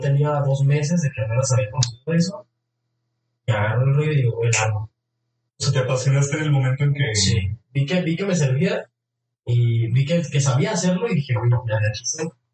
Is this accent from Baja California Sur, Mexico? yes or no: no; Jalisco, Mexico; born or raised there